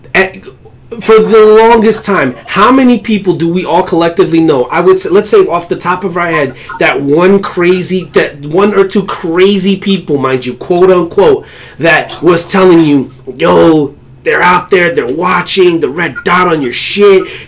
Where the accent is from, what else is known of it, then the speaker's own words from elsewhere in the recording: New York, United States; as a New Yorker